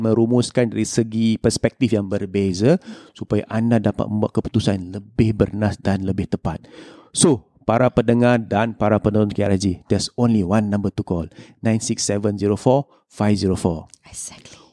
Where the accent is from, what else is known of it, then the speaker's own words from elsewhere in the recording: Singapore; kita sebagai rakyat Singapura